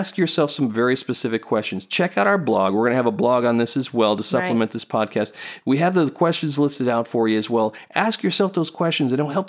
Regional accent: Singapore; We went to Singapore. We grew up in Singapore.

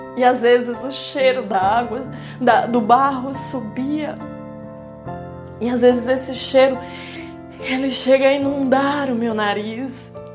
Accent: interior of Maranhão, Brazil; moved away; aqui no interior do Maranhão, onde eu me encontro nesse momento uma casa semelhante à casa ao qual eu nasci e fui criada e morei numa casa igual até os meus 16, 17 anos.

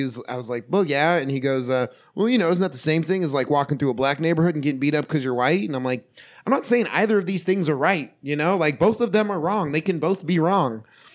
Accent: Southeastern Oregon, United States; also born or lived in Iowa; now in Portland, United States; originally, I was born in Iowa. So, super white there. And then I moved to Southeastern Oregon, and it's super white there

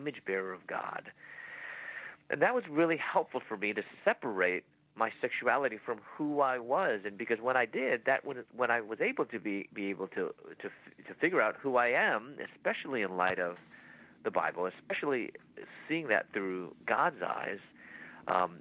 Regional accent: Chicago, Illinois, United States; moved away as an adult; also born or lived in Louisville, Kentucky; I'm from Chicago. My parents raised me from Chicago.

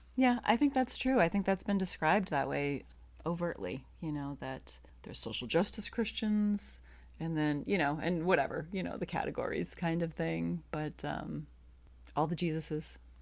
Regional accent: Massachusetts, United States; I grew up in Massachusetts.

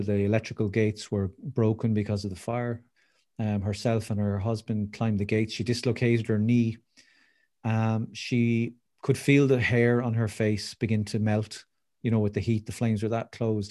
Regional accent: Waterford, Munster, Ireland; I live in Waterford City, which is famous for its crystal down in the southeast of Ireland

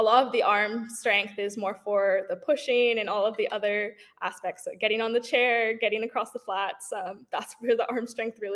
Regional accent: Toronto, Ontario, Canada; I'm from Toronto, Ontario

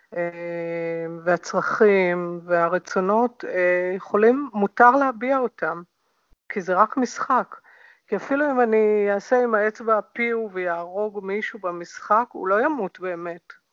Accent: Hadera, Haifa District, Israel; זה הביצה שלי, אני נולדתי שם

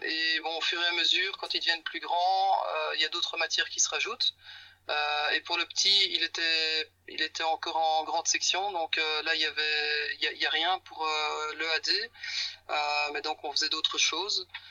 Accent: Belgium; moved away as an adult; on vient de Belgique

